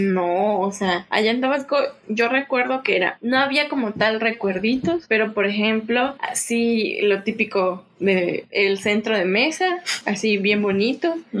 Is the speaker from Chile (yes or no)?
no; Tabasco, Mexico; now in Yucatán, Mexico; yo llevo 15 años viviendo aquí en Yucatán porque yo soy de Tabasco